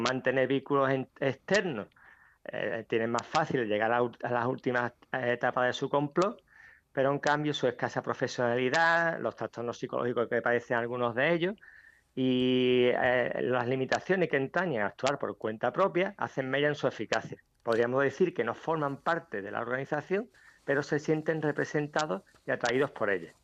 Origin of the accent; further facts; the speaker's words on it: Ceuta, Spain; natural de Ceuta